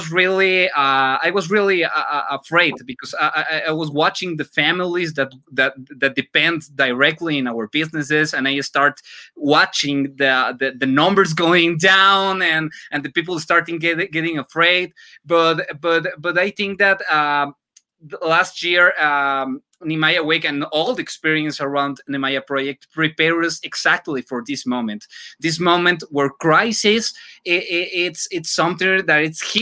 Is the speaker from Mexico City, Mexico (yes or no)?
yes; Mexico City, Mexico; English is a second language; now in Metepec, Mexico; Originally, I'm from Mexico City, but I can proudly say I'm from Metepec, Estado de Mexico.